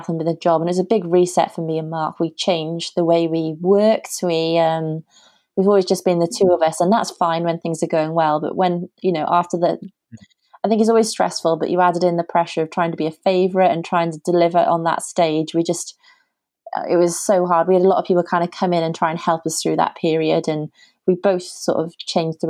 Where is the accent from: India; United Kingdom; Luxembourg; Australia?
United Kingdom; being British